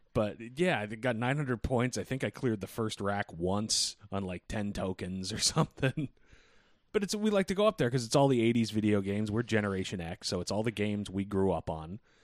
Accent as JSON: {"language": "English", "town": "Boston", "region": "Massachusetts", "country": "United States", "said": "I'm from Boston"}